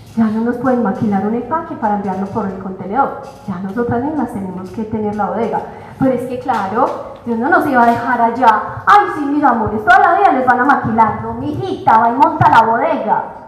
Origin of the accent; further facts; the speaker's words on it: Colombia; soy colombiana